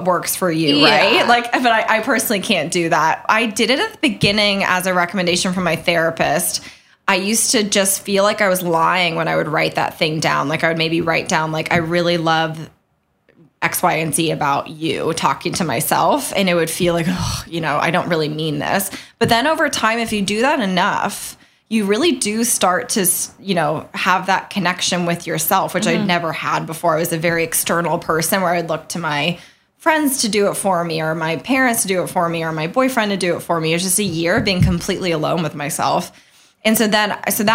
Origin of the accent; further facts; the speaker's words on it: California, United States; now in New York, United States; I grew up in California, so I grew up as a swimmer